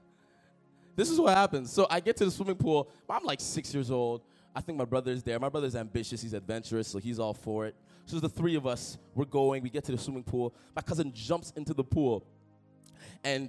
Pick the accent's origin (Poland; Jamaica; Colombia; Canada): Canada; Toronto, Ontario; moved away as an adult; now in Ottawa, Canada; I grew up in Toronto, a neighborhood of Toronto, a suburb called Etobicoke